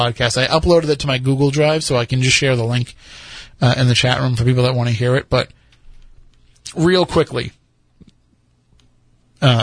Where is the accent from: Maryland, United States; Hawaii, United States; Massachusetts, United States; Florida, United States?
Massachusetts, United States; Plymouth; it's America's hometown, but it's also my hometown